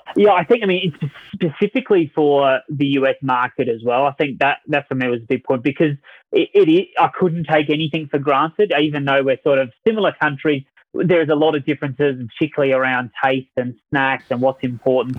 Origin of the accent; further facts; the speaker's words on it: Adelaide, South Australia, Australia; accent: Australian; moved away; my accent um, is from Australia, so that, that's really my, my background. I was um, born in Australia, a town called Adelaide, South Australia, a beach town. I did my marketing degree there at college